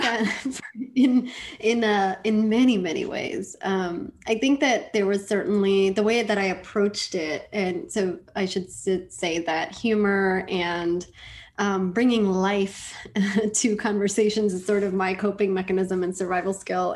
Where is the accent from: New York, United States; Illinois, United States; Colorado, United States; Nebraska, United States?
New York, United States; New York City; also born or lived in India; I grew up in Washington Heights, New York